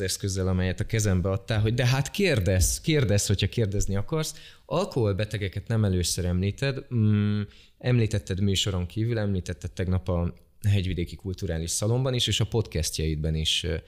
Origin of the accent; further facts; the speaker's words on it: Békéscsaba, Békés, Hungary; moved away; én magam is Békés Csabáról jöttem